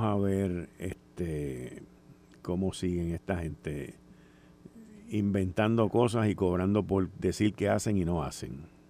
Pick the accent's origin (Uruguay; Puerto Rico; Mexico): Puerto Rico; somos ciudadanos americanos